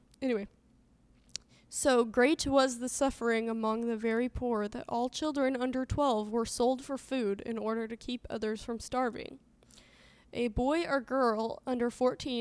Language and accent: English; Southern Illinois, United States; accent: Southern Illinois; my Southern Illinois accent